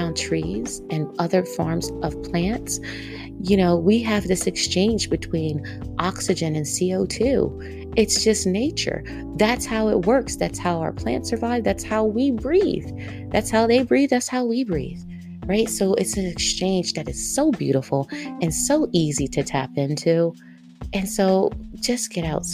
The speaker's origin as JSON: {"language": "English", "region": "East Coast", "country": "United States", "accent": "East Coast", "said": "my East Coast accent"}